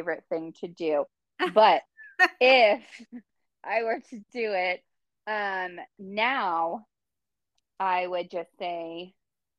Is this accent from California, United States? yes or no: yes; California, United States; moved away as an adult; now in Utah, United States; Born and raised in California